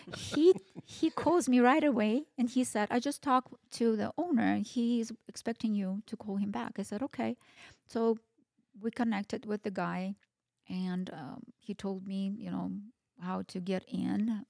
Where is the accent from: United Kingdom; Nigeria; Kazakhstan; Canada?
Kazakhstan; now in Boise, United States; I am Russian but I was ra- was born and raised in Kazakhstan.